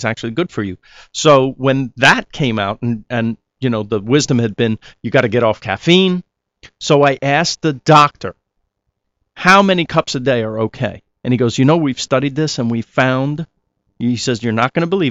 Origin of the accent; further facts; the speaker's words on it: Rockland County, New York, United States; also born or lived in Queens, New York / Bronx, New York / Manhattan, New York; I was born in Queens. I grew up in the Bronx a little bit in the nice part called Riverdale. And then we moved to Rockland County. So that's really where I grew up. But in and around New York my whole life.